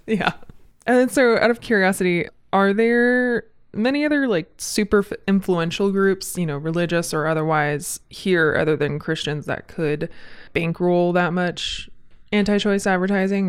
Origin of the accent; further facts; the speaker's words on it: Southern California, United States; now in Spokane, United States; I'm from Southern California, so I'm pretty used to wildfire seasons and bad air, but I'm also from the desert